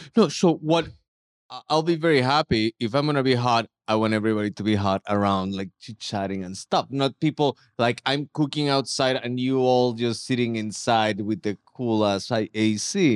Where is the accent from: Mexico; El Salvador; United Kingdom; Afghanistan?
Mexico; Mexico City; moved away; also born or lived in Dallas; I'm from Mexico City